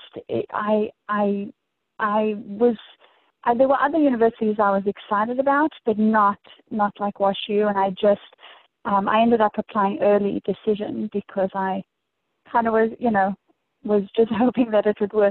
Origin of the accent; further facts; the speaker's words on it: Dallas, Texas, United States; moved away as an adult; also born or lived in Johannesburg, South Africa; now in St. Louis, United States; my immediate family immigrated to Dallas, Texas, where I guess grew up through high school.